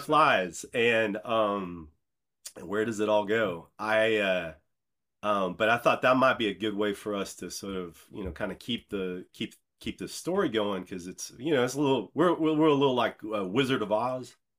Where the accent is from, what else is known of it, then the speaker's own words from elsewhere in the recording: Decatur, Illinois, United States; moved away as an adult; also born or lived in Chicago / New York City; I grew up in Decatur, Illinois